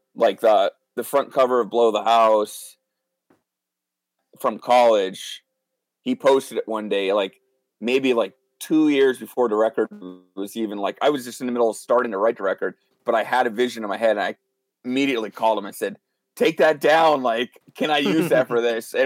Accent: northeast Pennsylvania, United States; I'm from the northeast part of the state. Just I always tell everybody I'm from Wilkes-Barre just because that's where our music scene is here. But I live about 10 minutes south of Wilkes-Barre

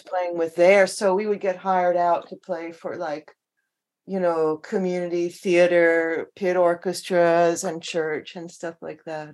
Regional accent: Long Island, New York, United States; now in Seattle, United States; I grew up on Long Island

